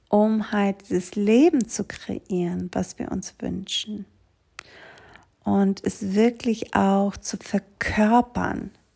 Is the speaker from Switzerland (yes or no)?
no; Greece; moved away; Ich bin dann Mitte Mai mit meinen Kindern zurückgewandert nach Griechenland auf der kleinen Insel, wo ich aufgewachsen bin.